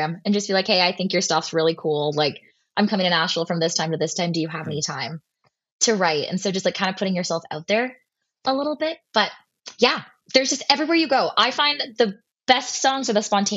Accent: Oakville, Ontario, Canada; I'm from Oakville

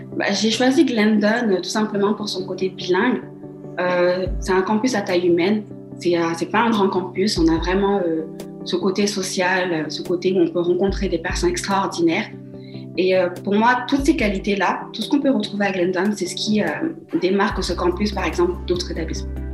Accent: Mali; now in Toronto, Canada; je suis allée au Mali dans, dans, ma ville natale

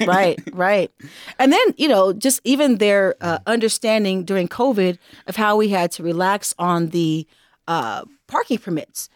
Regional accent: Los Angeles, California, United States; I hail from Los Angeles, California

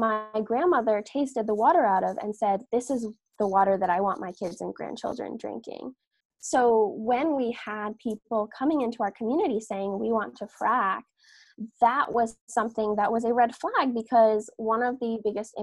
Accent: Catskill Mountains, upstate New York, United States; born or raised there

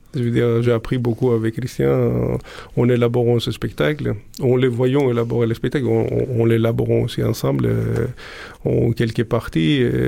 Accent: Greece; moved away as an adult; also born or lived in Prague; quand je suis parti de Grèce

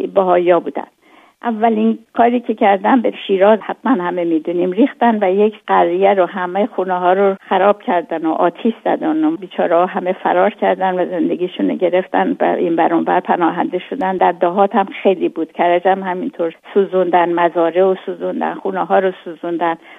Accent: Hamadan, Hamadan Province, Iran; born or raised there; moved away; also born or lived in Karaj / Tehran

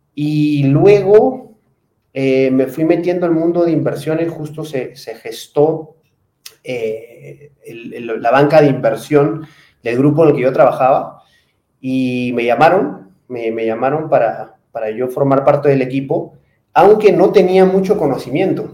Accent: Peru; moved away as an adult; also born or lived in Spain / Miami / Lima; now in Mexico; Soy peruano, trabajo para una empresa española, pero trabajo desde la oficina de México

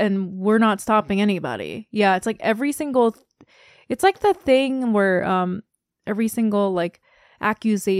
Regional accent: South Korea; I'm from Korea

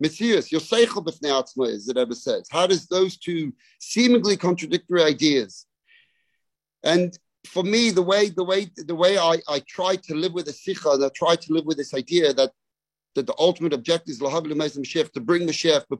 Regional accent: London, United Kingdom; moved away as an adult; now in Melbourne, Australia; I grew up in London

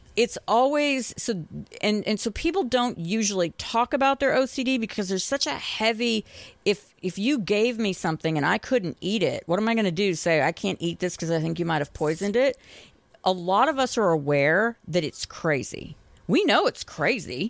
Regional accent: Boston, Massachusetts, United States; now in Tennessee, United States; I grew up in Boston

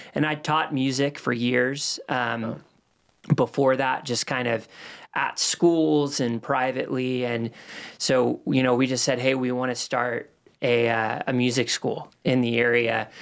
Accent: Los Angeles, California, United States; moved away as an adult; now in Cornelius, United States; Moved to Los Angeles when I was nine months old and, um, lived out there till I was twenty-one

